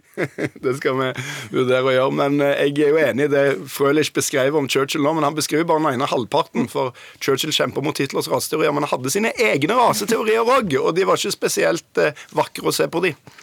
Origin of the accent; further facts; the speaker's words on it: Stavanger, Rogaland, Norway; i min hjemby Stavanger